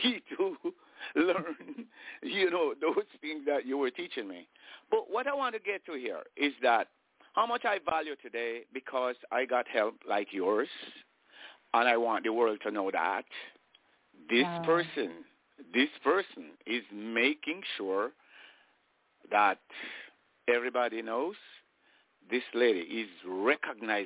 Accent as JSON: {"language": "English", "region": "Saint Catherine", "country": "Jamaica", "tie": "born or raised there", "said": "I'm born in Jamaica"}